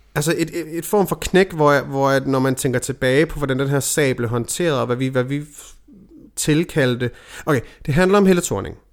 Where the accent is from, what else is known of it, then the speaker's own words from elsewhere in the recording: Denmark; her hjemme i Danmark